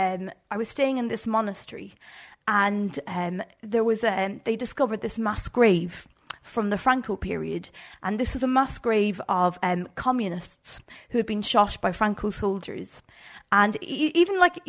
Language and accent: English; Ireland; as like an Irish country girl